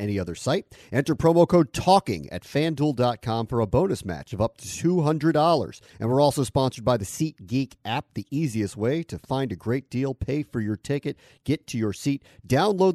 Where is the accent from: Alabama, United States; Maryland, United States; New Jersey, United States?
Maryland, United States; Silver Spring; moved away; that's home for me. I'm from Silver Spring, Maryland.